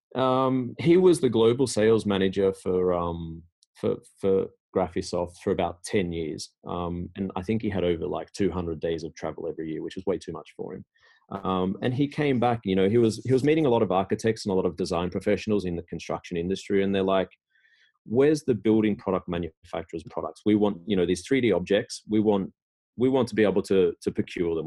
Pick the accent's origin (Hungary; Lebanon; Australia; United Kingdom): Australia; moved away as an adult; now in Sweden; I'm originally from Australia